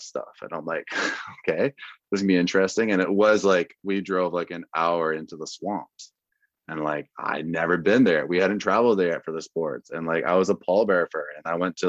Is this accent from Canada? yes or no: yes; Vancouver, British Columbia, Canada; also born or lived in Midland, Texas / Iowa / Shreveport, Louisiana; I'm a Canadian kid. I'm up in Vancouver, like a tall white boy from Canada